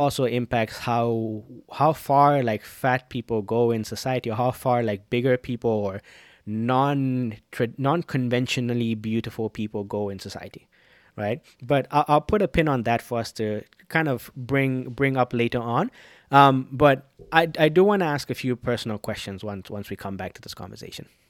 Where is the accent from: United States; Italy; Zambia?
Zambia; growing up in Zambia